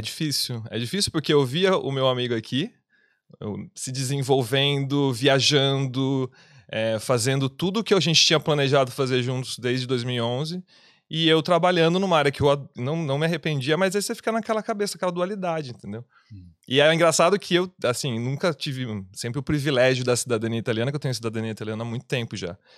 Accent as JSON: {"language": "Portuguese", "town": "Piracicaba", "region": "São Paulo", "country": "Brazil", "moved": "as an adult", "lives_now": "Dublin, Ireland", "said": "eu sou de Piracicaba, São Paulo"}